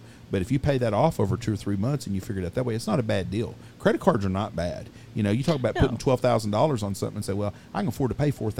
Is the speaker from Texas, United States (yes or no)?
yes; Wichita Falls, Texas, United States; growing up when we grew up in Wichita Falls.